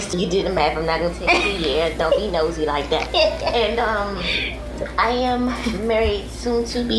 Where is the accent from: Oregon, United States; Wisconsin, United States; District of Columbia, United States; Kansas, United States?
District of Columbia, United States; Washington; I am from Washington, D.C.